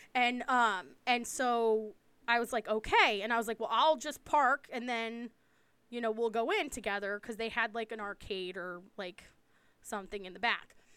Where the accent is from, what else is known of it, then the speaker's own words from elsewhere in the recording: East Coast, United States; I'm from the East Coast.